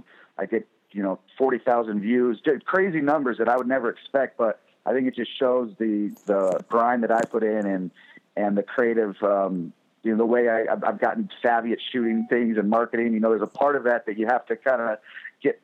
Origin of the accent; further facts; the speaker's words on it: Fresno, California, United States; moved away as an adult; now in Los Angeles, United States; I'm from Fresno originally, Fresno, California, and I came down to Los Angeles 2008